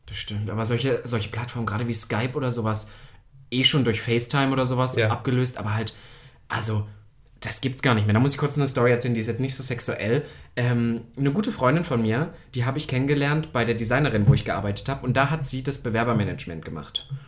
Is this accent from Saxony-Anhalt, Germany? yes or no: yes; Saxony-Anhalt, Germany; bei uns in Sachsen-Anhalt